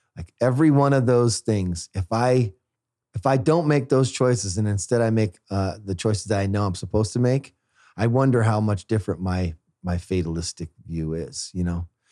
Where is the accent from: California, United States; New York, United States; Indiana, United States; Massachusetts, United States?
California, United States; Fresno; moved away; Fresno, my hometown